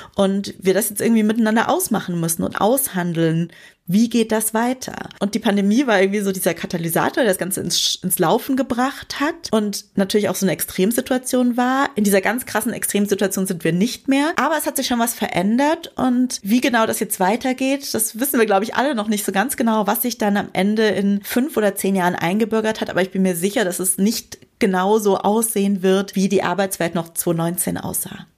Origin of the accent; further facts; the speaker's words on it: Bavaria, Germany; ich komm vom Dorf und da war man dann halt früher so im Sportverein engagiert oder keine Ahnung, ich komme aus Bayern im Schützenverein